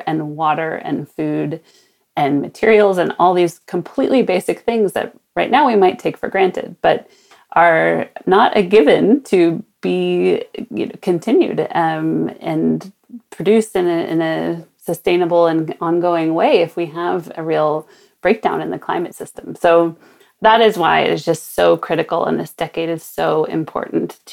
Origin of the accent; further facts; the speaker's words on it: Sonoma, California, United States; my hometown of Sonoma, north of San Francisco